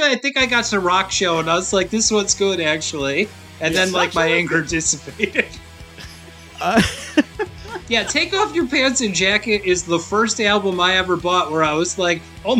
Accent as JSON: {"language": "English", "region": "California", "country": "United States", "said": "I don't know why I talk like this. I'm from California."}